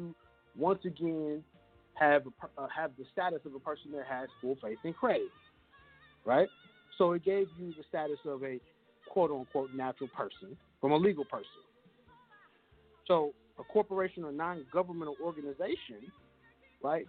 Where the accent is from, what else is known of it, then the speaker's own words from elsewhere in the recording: Kansas, United States; I was born in the Free Republic of Kansas